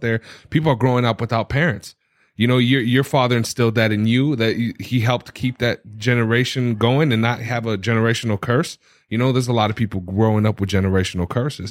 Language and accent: English; United States; being born and raised in America